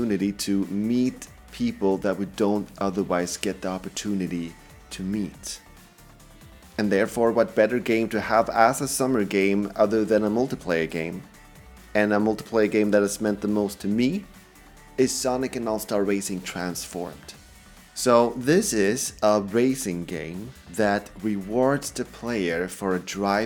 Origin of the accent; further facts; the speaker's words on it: Sweden; English is a second language; English is my second language, I'm Swedish